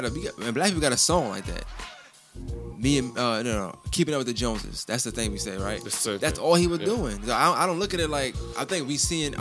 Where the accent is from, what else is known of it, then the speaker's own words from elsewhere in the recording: United States; I'm 100% from here